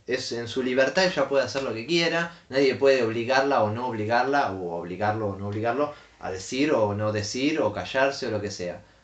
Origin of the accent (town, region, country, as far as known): Argentina